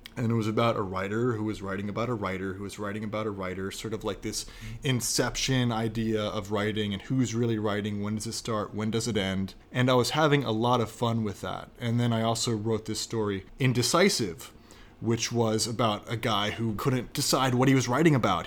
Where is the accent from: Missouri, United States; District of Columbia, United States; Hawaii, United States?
District of Columbia, United States; Washington; moved away as an adult; also born or lived in North Carolina / Argentina / Spain / China; now in New York, United States; I am from Washington, D C